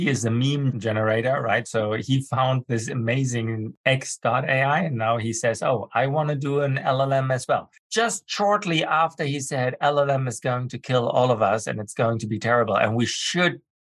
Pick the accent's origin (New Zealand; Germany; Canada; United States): Germany; English is a second language; I was born and brought up in Germany. I have a master's degree from the Technical University of Berlin, and I speak fluent